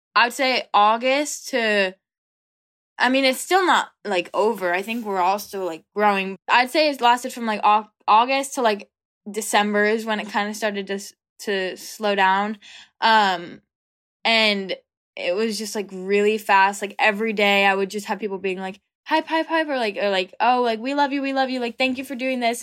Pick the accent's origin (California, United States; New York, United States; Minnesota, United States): California, United States; an hour outside of Los Angeles; I'm from California, about, like, an hour outside of Los Angeles